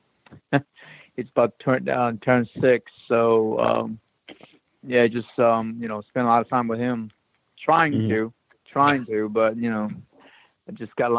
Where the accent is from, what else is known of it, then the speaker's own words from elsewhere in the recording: Hong Kong; moved away; I grew up in Hong Kong